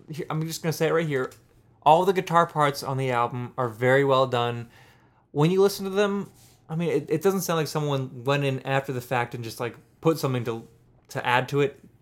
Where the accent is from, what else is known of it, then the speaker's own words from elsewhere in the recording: Pittsburgh, Pennsylvania, United States; I'm from Pittsburgh where everyone else in the world says roots